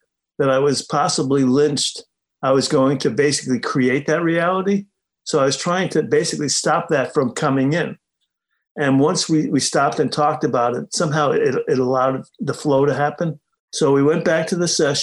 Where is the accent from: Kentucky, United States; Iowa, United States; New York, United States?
New York, United States; New York City; moved away; also born or lived in Hingham, Massachusetts; I grew up in the Bronx